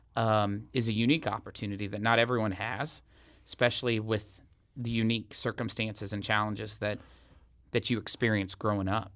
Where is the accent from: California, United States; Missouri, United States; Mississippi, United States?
Missouri, United States; Salem; also born or lived in Columbia, Missouri; Salem is my hometown. Went to school there from kindergarten through twelfth grade